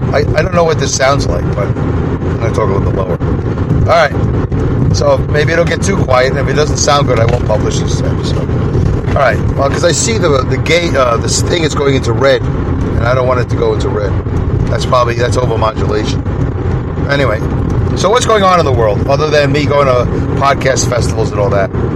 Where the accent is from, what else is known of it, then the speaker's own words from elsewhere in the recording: New York City, New York, United States; now in Saugerties, New York, United States; growing up in Brooklyn, when I moved to Canarsie, a white neighborhood, a good neighborhood.